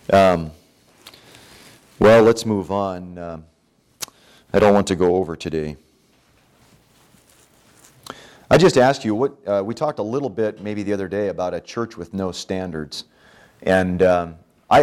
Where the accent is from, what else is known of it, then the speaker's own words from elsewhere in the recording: California, United States; when I was growing up in California